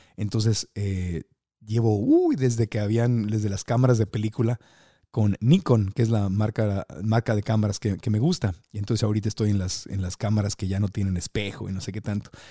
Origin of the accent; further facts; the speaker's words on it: Tijuana, Baja California, Mexico; yo soy de Tijuana y de chiquito mi familia y yo hablábamos así, amá, y así nos quejábamos, ¿verdad? Con el acento